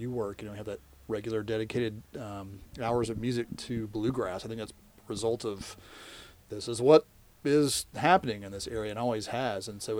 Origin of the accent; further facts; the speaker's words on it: Nashville, Tennessee, United States; I grew up in Nashville.